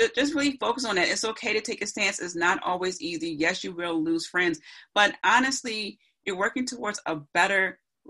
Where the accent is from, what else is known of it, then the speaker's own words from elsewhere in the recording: Philadelphia, Pennsylvania, United States; I'm from Philly